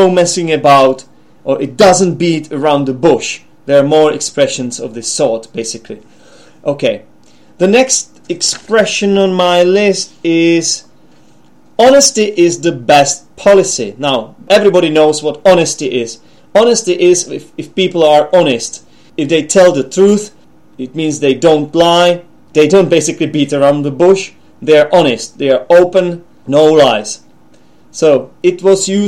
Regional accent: Czechia; English is a second language; also born or lived in England; we have the expression tunnelers in the Czech Republic.

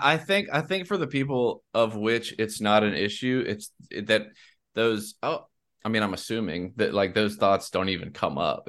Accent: South Carolina, United States; also born or lived in South Louisiana; now in Louisiana, United States; I'm from South Carolina

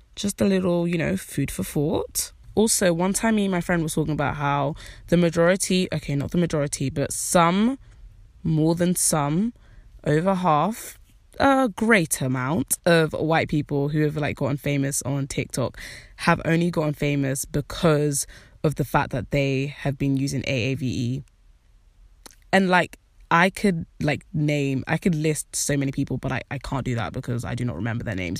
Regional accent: United Kingdom; even though I'm black, I'm British

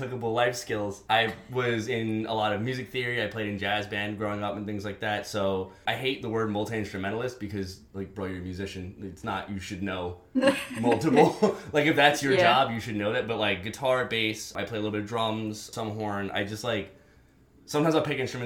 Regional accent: New York City, New York, United States; I grew up here in New York City, lovely Bronx, uptown from Manhattan

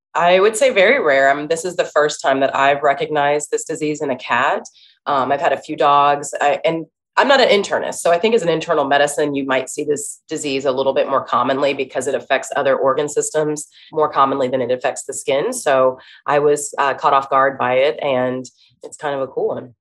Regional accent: Dayton, Ohio, United States; I'm from Dayton, Ohio. Um, it's a city, but a smaller size city. And I um, went to a small Christian school

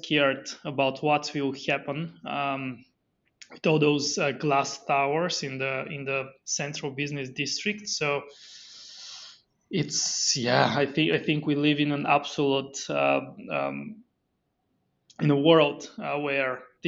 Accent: Bulgaria; moved away; I'm originally from Bulgaria, so very far

